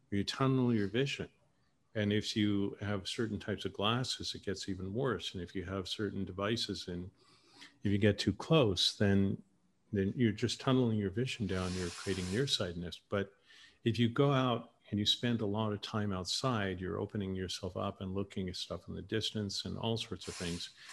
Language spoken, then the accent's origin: English; Canada; moved away; Canadians is different